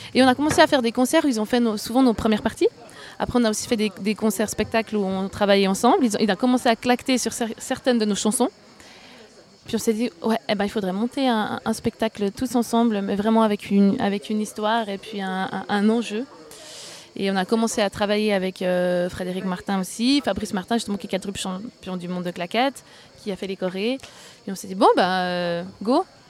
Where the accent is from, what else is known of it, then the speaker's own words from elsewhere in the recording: Fribourg, Switzerland; je suis fribourgeoise